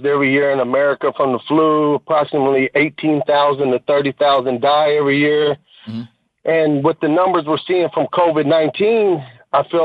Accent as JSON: {"language": "English", "town": "Louisville", "region": "Kentucky", "country": "United States", "said": "I'm from Kentucky, Louisville, Kentucky, but I've been in Mariana, Florida for about 2.5 weeks for work"}